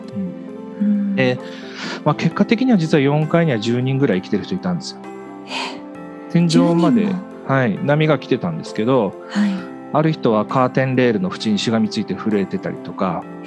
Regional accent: Miyagi, Japan; 私もそこを卒業してたので出身の宮城県にある

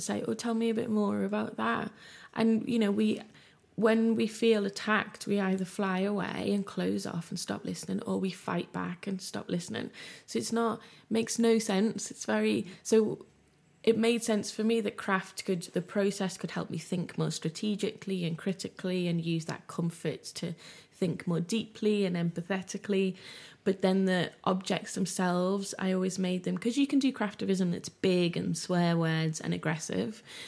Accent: Liverpool, North West England, United Kingdom; I grew up in West Everton in Liverpool in the eighties in a very low-income area

